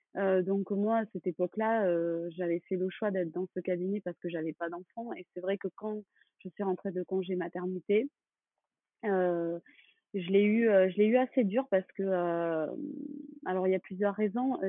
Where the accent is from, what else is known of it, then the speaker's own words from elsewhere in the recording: Toulouse, Occitania, France; moved away as an adult; now in Bordeaux, France; je suis originaire de Toulouse